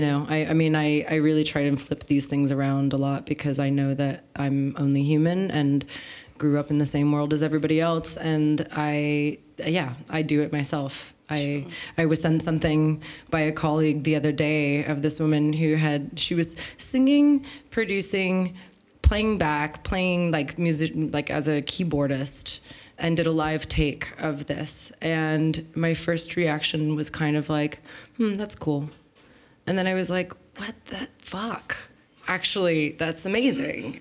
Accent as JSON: {"language": "English", "town": "San Francisco", "region": "California", "country": "United States", "tie": "born or raised there", "moved": "as an adult", "lives_now": "Berlin, Germany", "said": "I grew up in San Francisco"}